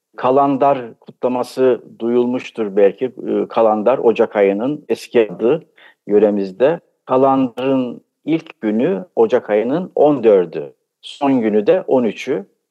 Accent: Trabzon, Turkey; ben 1953 yılında Trabzon'da doğdum. Bütün eğitim Trabzon'da geçti.

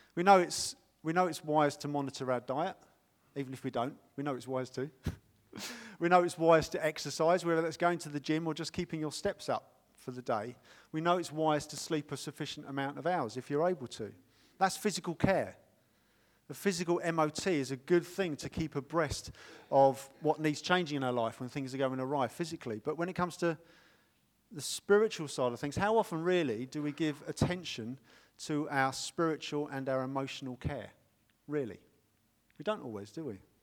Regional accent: United Kingdom; we're British

